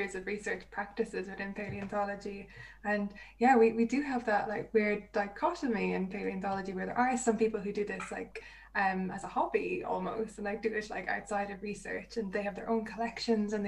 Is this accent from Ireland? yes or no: yes; Ireland; I'm from Ireland.